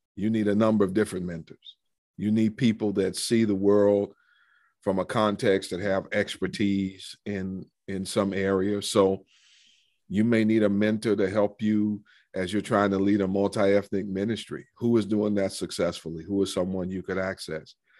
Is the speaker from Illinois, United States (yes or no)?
no; Cleveland, Ohio, United States; moved away; I grew up in Cleveland. I'm, I'm a city boy